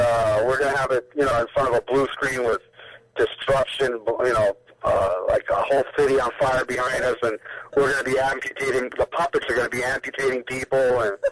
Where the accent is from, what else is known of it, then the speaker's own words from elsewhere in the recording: Miami Beach, Florida, United States; I'm from Miami Beach